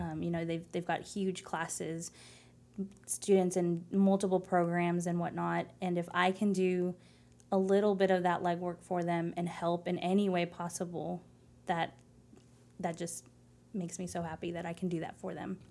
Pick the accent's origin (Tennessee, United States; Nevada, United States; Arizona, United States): Arizona, United States; Phoenix; English is a second language; moved away as an adult; also born or lived in Tempe, Arizona / San Angelo, Texas; now in Lubbock, United States; I was born and raised in Phoenix, Arizona